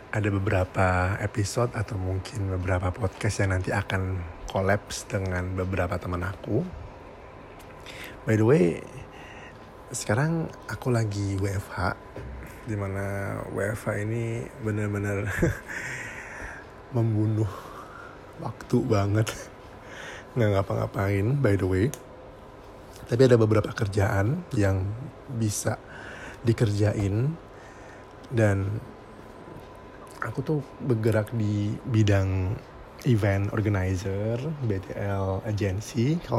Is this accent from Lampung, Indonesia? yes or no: no; Surabaya, East Java, Indonesia; Hmm, saya dari Surabaya.